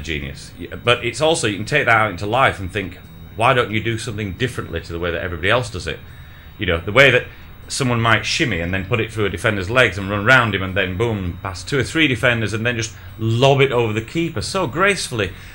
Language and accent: English; Bradford, Yorkshire and the Humber, United Kingdom; I grew up in Bradford in the north of England